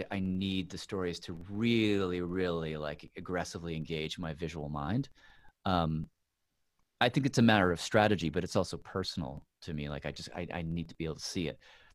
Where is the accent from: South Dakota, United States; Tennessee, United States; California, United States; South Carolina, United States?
Tennessee, United States; moved away; I grew up in Tennessee